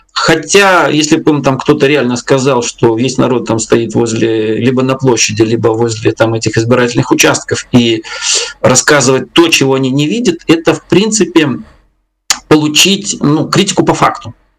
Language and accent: Russian; Belarus; я белорус там в лето как-то по, по древу знаю там я пять своих поколений. У меня здесь деды, бабки